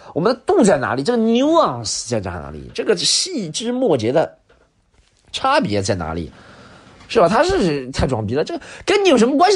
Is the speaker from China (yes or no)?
yes; Subei, Jiangsu, China; now in Shanghai, China; 苏北我的故乡